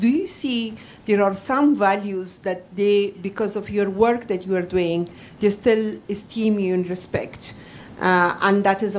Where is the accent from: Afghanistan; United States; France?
Afghanistan; I'm from Afghanistan